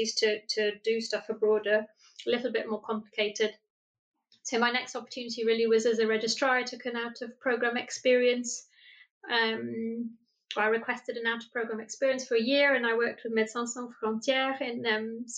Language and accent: English; Brazil; moved away as an adult; also born or lived in Nottingham, United Kingdom; now in United Kingdom; I was born and brought up in Brazil, have an English mum and a Brazilian dad